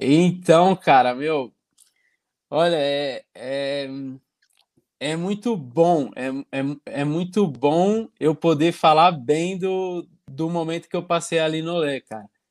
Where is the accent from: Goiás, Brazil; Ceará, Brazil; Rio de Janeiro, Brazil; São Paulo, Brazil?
São Paulo, Brazil; Santo André; moved away as an adult; also born or lived in São Bernardo do Campo / Italy / Poland; Então, eu sou natural de São Bernardo, né? Nasci em São Bernardo, mas a minha família é todinha de Santo André, do Grande A B C Paulista. Fui criado em Santo André